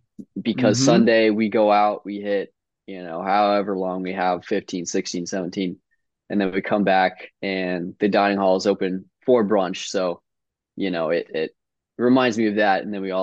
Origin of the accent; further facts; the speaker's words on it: Evergreen, Colorado, United States; also born or lived in Highlands Ranch, Colorado; now in Stanford, United States; I grew up in Evergreen